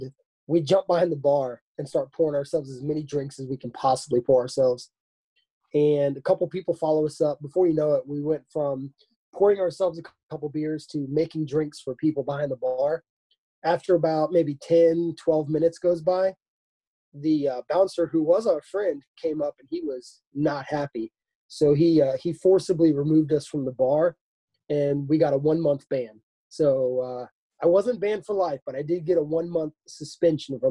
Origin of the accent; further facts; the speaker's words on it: Florida Keys, United States; I grew up in the Florida Keys